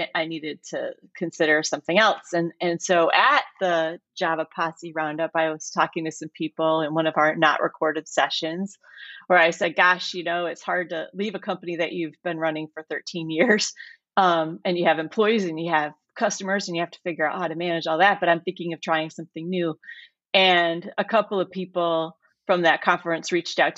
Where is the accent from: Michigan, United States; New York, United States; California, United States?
Michigan, United States; So I grew up in Michigan. You can still hear it in my voice, I'm sure